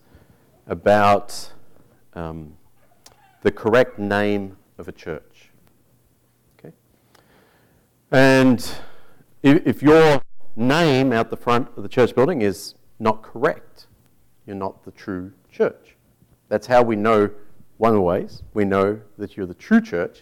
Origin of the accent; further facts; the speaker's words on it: Tasmania, Australia; moved away; my home state of Tasmania